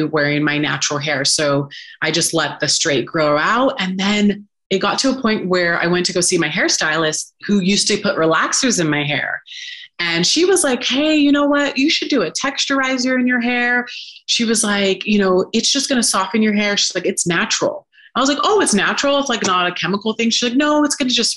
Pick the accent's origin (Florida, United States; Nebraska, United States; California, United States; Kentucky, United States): California, United States; Sacramento; moved away as an adult; also born or lived in Los Angeles, California; now in Southern Utah, United States; I'm from Sacramento. So then I moved out to LA to pursue acting and modeling.